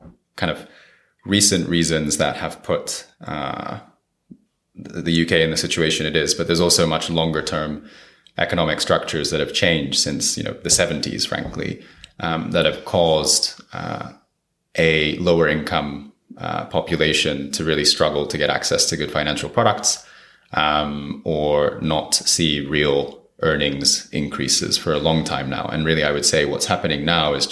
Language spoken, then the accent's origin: English; Japan; moved away as an adult; also born or lived in Brazil; I'm from Japan